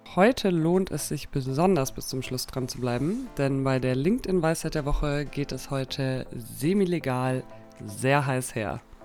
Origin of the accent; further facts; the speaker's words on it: Munich, Bavaria, Germany; als Münchner